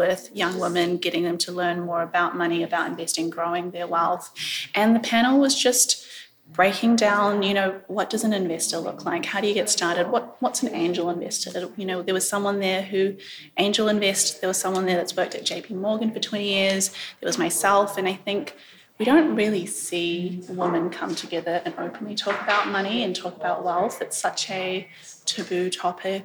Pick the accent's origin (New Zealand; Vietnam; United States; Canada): New Zealand; But I grew up and reside in New Zealand.